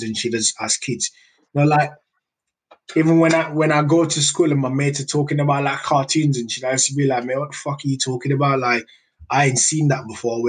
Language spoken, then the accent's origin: English; Nigeria; now in United Kingdom; I grew up in Nigeria